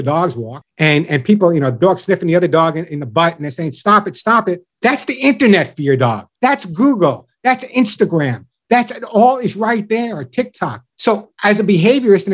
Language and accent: English; Long Island, New York, United States; accent: New York; I grew up on Long Island and a typical Long Island Jewish household